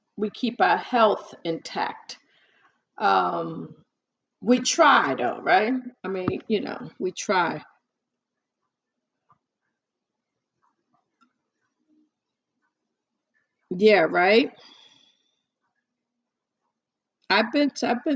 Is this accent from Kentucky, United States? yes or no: no; New York, United States; I'm from New York, I'm a typical New Yorker. A native New Yorker